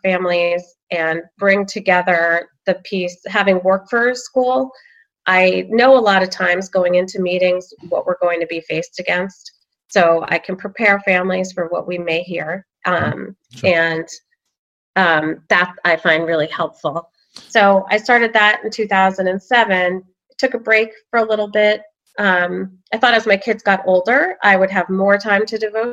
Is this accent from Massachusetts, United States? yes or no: yes; Sudbury, Massachusetts, United States; moved away as an adult; also born or lived in Alexandria, Virginia; I'm from Massachusetts. I'm from Sudbury, and it was wonderful growing up here